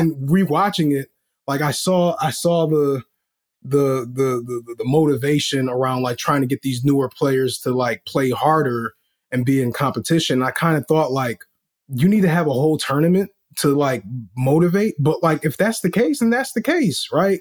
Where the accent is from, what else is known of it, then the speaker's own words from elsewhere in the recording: Rochester, New York, United States; also born or lived in Washington, District of Columbia, United States; I am from Rochester, New York, born in DC, but raised here